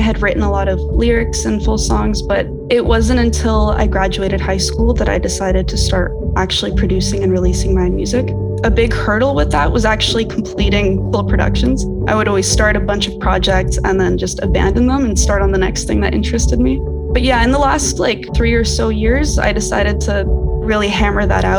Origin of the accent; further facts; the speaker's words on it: Kitchener-Waterloo, Ontario, Canada; So I was born and raised in Kitchener-Waterloo area in Canada